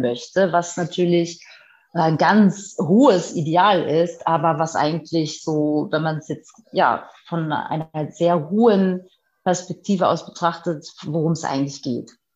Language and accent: German; Hamburg, Germany; Ich bin sozusagen auf dem Land aufgewachsen, richtiges Landei